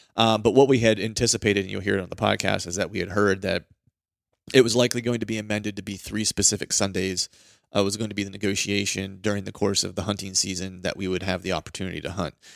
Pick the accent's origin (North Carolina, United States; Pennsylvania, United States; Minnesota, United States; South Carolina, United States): Pennsylvania, United States; I'm from Pennsylvania, grew up hunting Pennsylvania